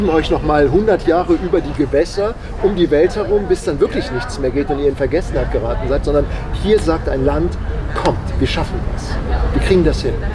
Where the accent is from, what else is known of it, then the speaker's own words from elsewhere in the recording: Hanover, Lower Saxony, Germany; Also ich bin in Hannover groß geworden und da, hat man, da, da reden die Hannoveraner nichts gegen die Hannoveraner. Äh, aber die reden immer so auf einer Tonhöhe.